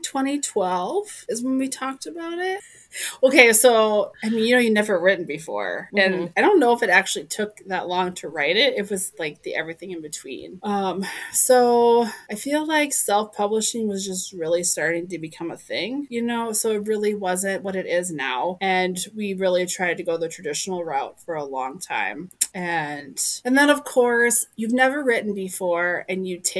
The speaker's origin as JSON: {"language": "English", "region": "South Dakota", "country": "United States", "tie": "born or raised there", "moved": "yes", "lives_now": "Minnesota, United States", "said": "I grew up in South Dakota, but I have been in Minnesota since 2006"}